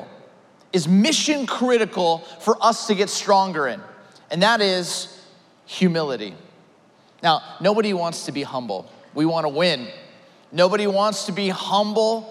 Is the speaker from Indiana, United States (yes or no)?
no; Ventura County, California, United States; also born or lived in Orange County, California; I grew up in Ventura County, California, went to school in Orange County